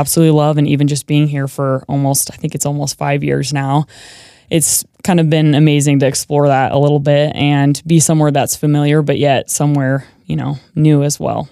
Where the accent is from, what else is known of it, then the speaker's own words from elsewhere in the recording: Manhattan, Montana, United States; now in Boise, United States; I am from a small town in Montana. So it's Manhattan, Montana, and it's just outside of Bozeman